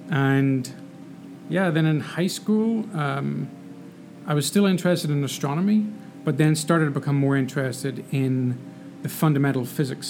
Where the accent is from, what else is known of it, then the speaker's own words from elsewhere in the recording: Northern Ireland, United Kingdom; moved away as an adult; So I'm from there. And lived there for the first 18 years of my life.